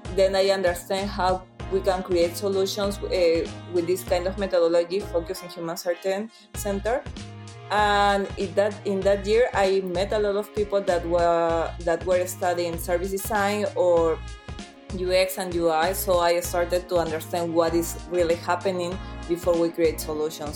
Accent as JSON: {"language": "English", "country": "Peru", "moved": "as an adult", "lives_now": "Milan, Italy", "said": "I'm from Peru and I'm a service designer"}